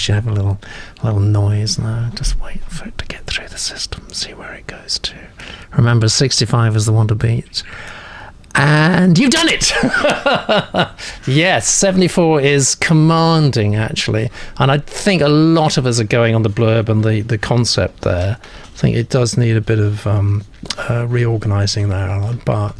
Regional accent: Kansas, United States; I was born in Kansas, where my grandfather preserved the last of the Mustangs his family once bred and sold along the Santa Fe Trail.

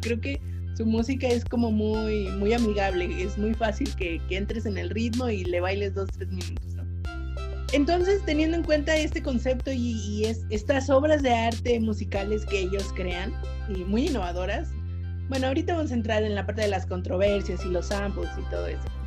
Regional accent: Zacatecas, Mexico; yo cuando era niña vivía en Zacatecas

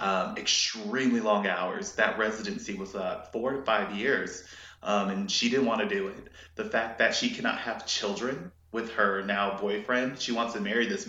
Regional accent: United States; I'm an American

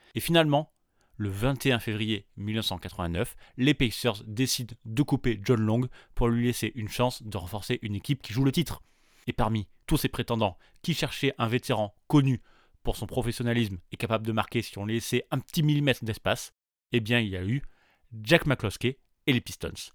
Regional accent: France; chez nous, en France

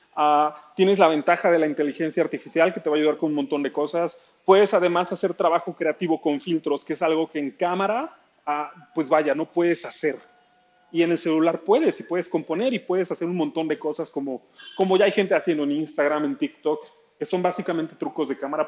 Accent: Nezahualcóyotl, State of Mexico, Mexico; Soy del Estado de México, al oriente de la Ciudad de, México, en Ciudad Nezahualcóyotl.

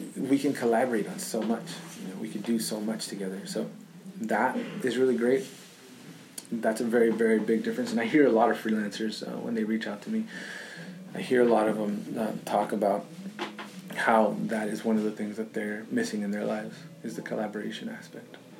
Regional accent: Los Angeles, California, United States; I grew up in South Central Los Angeles, and my family was very, very, very poor

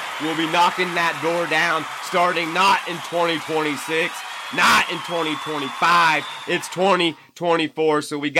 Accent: Pennsylvania, United States; in my home state, that's right, the Steelers of Pittsburgh

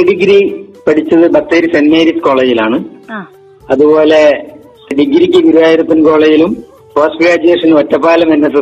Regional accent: Kaniyambetta, Kerala, India; എന്റെ സ്വദേശം വയനാട് കണിയമ്പറ്റ പഞ്ചായത്തിൽ താഴേക്കരണി എന്ന സ്ഥലത്താണ്

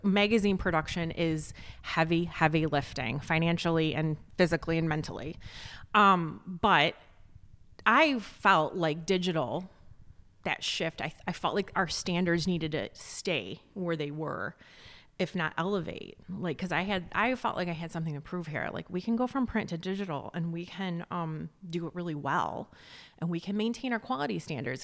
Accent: Joliet, Illinois, United States; moved away as an adult; also born or lived in Chicago; now in McHenry County, United States; I'm from, like, the Southwest suburbs, like, the Joliet area.

